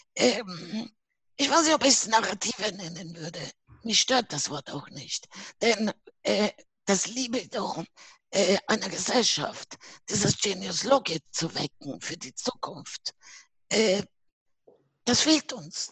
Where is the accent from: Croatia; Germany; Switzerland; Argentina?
Argentina; Buenos Aires; now in Vienna, Austria; Ich bin aus Buenos Aires, Argentinien, ne? hm? Auslandsösterreicherin hm? und ich lebe in Wien